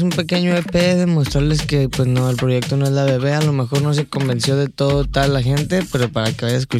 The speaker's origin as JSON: {"language": "Spanish", "country": "Mexico", "said": "Así hablamos como mexicanos."}